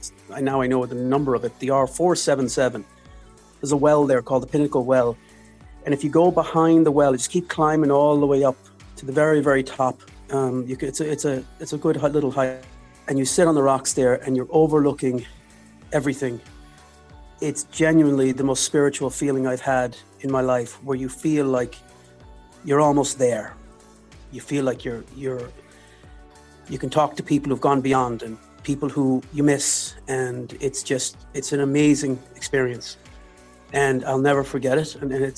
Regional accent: Braintree, Massachusetts, United States; growing up in Boston and kind of being in a suburb of the city, and then the suburb of the city in Braintree, we'd get to come home to Ireland every summer.

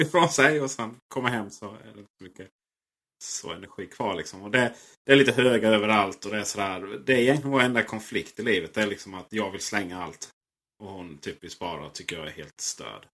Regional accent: Blekinge, Sweden; Där jag kommer från Blekinge har vi en liten residensstad som heter Karlskrona.

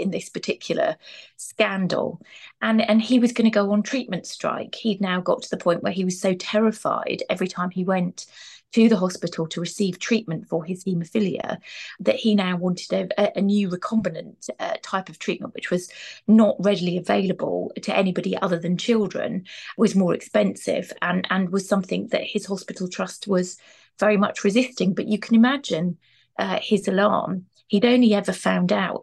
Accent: Birmingham, West Midlands, United Kingdom; moved away; also born or lived in Cardiff; back to my hometown in Birmingham to start my career on the local paper

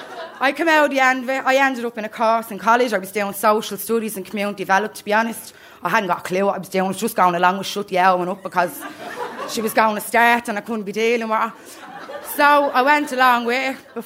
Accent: Dublin, Leinster, Ireland; I come from Darndale, I come from a serious, hardcore community that gets nothing but bad press, but it's an amazing community

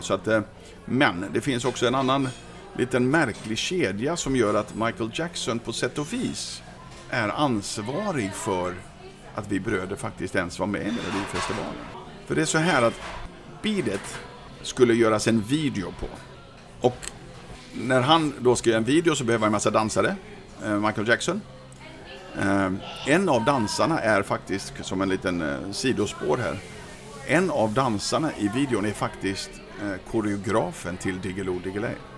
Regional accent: Sweden; som svensk ung kille, 18 år gammal

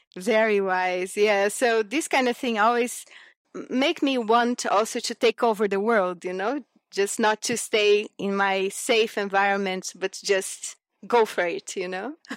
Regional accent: Brasília, Federal District, Brazil; moved away as an adult; also born or lived in Cerrado region, Brazil / Japan; So I grew up in Brasilia, so the, the capital city of Brazil

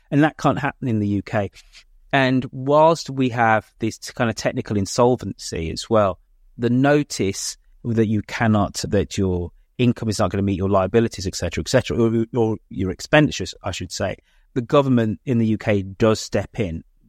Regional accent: Birmingham, West Midlands, United Kingdom; now in Canada; it's my hometown

